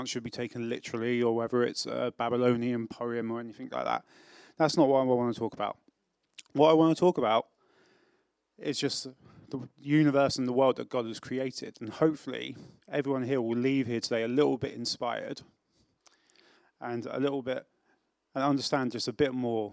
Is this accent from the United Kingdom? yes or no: yes; England, United Kingdom; now in South Wales, United Kingdom; I am English